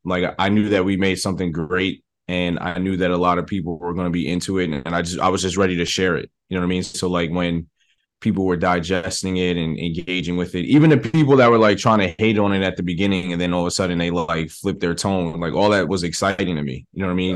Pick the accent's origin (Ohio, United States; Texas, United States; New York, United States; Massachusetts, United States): New York, United States; New York City; I'm from the Bronx